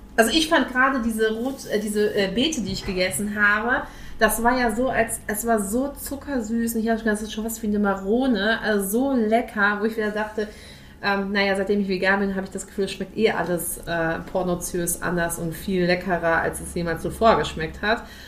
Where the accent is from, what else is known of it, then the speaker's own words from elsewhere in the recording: Ruhr area, North Rhine-Westphalia, Germany; moved away; also born or lived in Dithmarschen; Ich komme aus Ursprung aus dem Ruhrpott